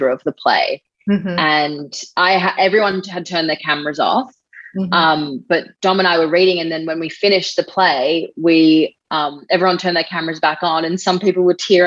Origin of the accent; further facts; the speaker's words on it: Australia; I grew up here, I was born and raised here, I don't know how to speak my native tongue